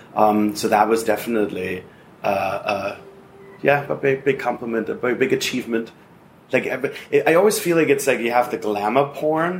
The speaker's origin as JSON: {"language": "English", "country": "Germany", "moved": "as an adult", "lives_now": "Los Angeles, United States", "said": "I'm originally from Germany"}